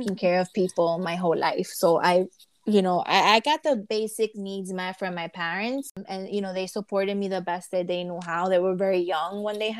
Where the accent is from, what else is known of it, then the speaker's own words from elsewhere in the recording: New York, United States; I was born and raised here